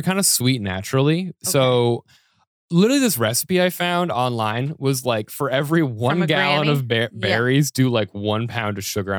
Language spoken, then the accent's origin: English; Colorado, United States; And I'm like, I'm from Colorado where all the berries are poisonous, right?